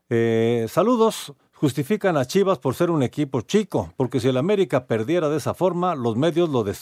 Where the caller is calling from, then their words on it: Irapuato, Guanajuato, Mexico; de Irapuato, Guanajuato.